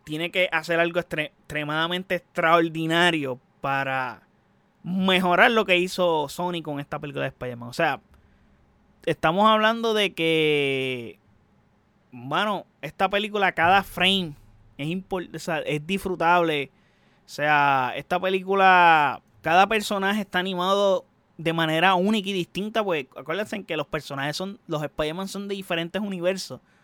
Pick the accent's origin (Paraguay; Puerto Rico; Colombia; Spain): Puerto Rico; soy puertorriqueño